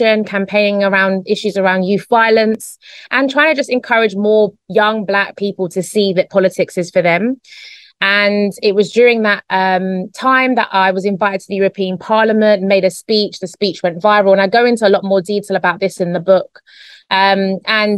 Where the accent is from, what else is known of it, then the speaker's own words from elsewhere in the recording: London, United Kingdom; moved away as an adult; now in Spain; Grew up in a small area called Newham in East London in the UK